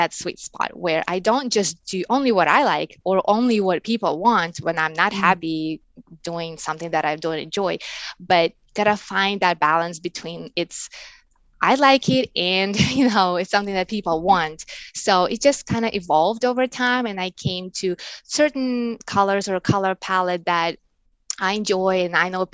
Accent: Russia; English is a second language; moved away as an adult; now in United States; I was born and I grew up in Russia, and I moved here to the States maybe 11 years ago

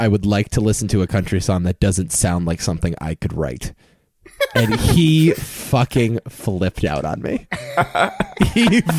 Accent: Connecticut, United States; we're from Connecticut.

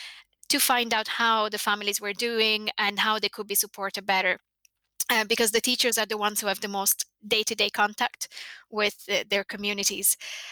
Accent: Italy; English is a second language; now in Ireland; I'm from Italy and I moved here quite young

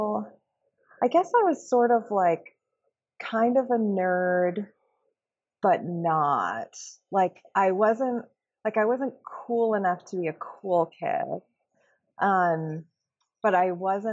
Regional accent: outside San Francisco, California, United States; also born or lived in San Diego, California; I grew up outside San Francisco in the suburbs

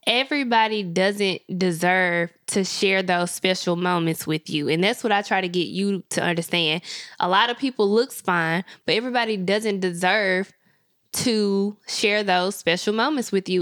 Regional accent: Memphis, Tennessee, United States; I grew up in the hood of Memphis

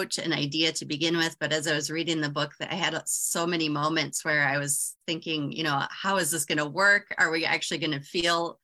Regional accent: Minnesota, United States; I'm a Minnesotan

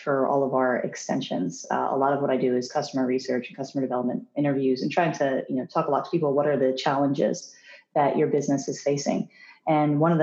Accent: Philadelphia, Pennsylvania, United States; I grew up in the Philadelphia area

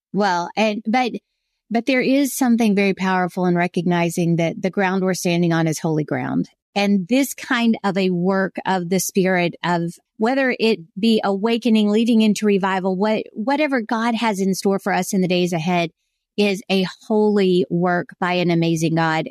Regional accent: South Carolina, United States; when I was growing up in South Carolina, everybody was a Christian.

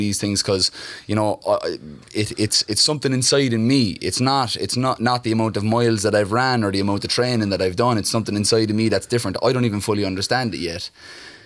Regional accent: Cork, Munster, Ireland; also born or lived in Mayfield, Cork / Glanmire; I grew up in Cork. I was born in Mayfield

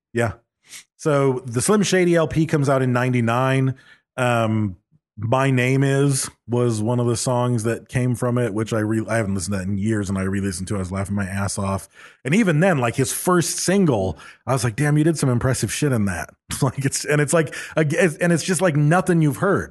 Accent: Bakersfield, California, United States; accent: California with a little slice of Oklahoma; you can probably tell we're from Bakersfield

